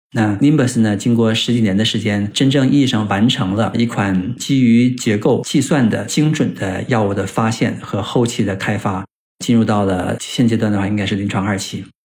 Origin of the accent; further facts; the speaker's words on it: China; 对于我们中国人的话，我到Boston感觉虽然环境很好